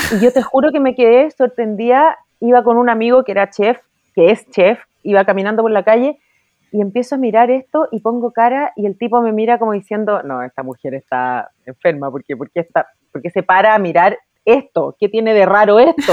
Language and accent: Spanish; Chile; como hija de inmigrante yo estoy tremendamente agradecida con Chile, yo me siento muy chilena, me gustan mucho las tradiciones de mi país